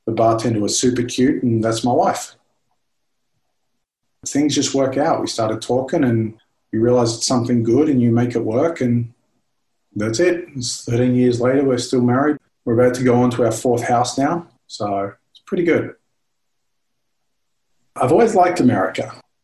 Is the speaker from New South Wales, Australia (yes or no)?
no; Melbourne, Victoria, Australia; moved away as an adult; now in Pittsburgh, United States; In Melbourne, where I grew up a long time ago